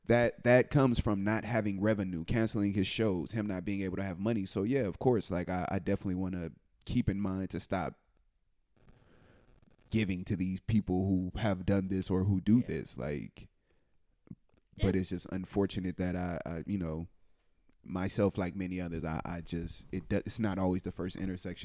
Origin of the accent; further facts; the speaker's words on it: California, United States; I'm from California.